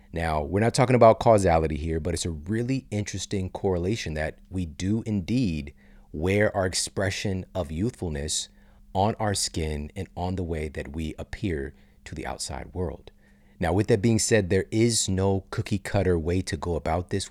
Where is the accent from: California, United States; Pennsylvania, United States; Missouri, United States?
Missouri, United States; St. Louis; S T L, my hometown